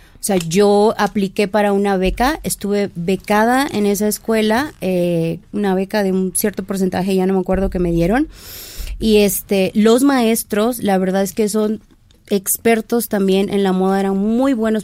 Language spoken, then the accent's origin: Spanish; Lerdo de Tejada, Veracruz, Mexico; now in Mexico City, Mexico; Soy jarocha, soy de la costa de Veracruz. Bueno, soy de República Independiente, Lerdo de Tejada, Veracruz.